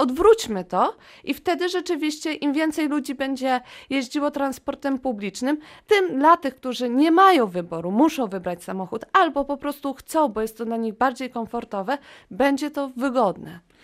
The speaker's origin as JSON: {"language": "Polish", "town": "Wrocław", "region": "Lower Silesian Voivodeship", "country": "Poland", "tie": "born or raised there", "said": "jestem rodowitą wrocławianką, mieszkam tutaj"}